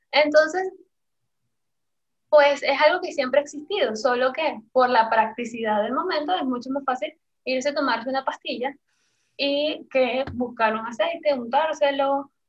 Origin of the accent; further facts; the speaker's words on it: Caracas, Capital District, Venezuela; moved away as an adult; now in Panama; de Caracas. Eh, me vine a Panamá hace, ya van a ser cinco años